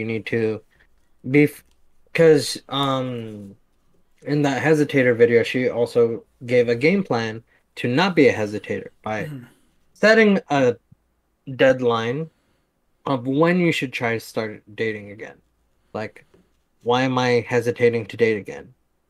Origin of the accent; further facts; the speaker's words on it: Oakland, California, United States; Yeah, I was born in Oakland.